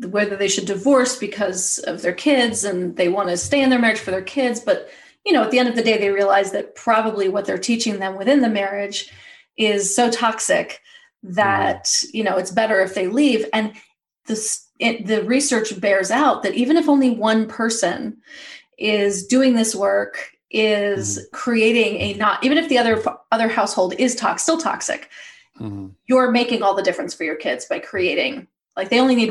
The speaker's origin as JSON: {"language": "English", "region": "New York", "country": "United States", "tie": "born or raised there", "moved": "yes", "lives_now": "Los Angeles, United States", "said": "I grew up in New York and I live"}